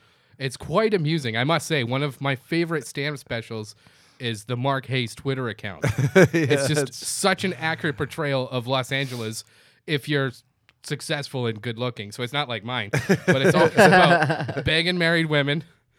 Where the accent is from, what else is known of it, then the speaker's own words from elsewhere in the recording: Canada; now in United States; When I came to this country from Canada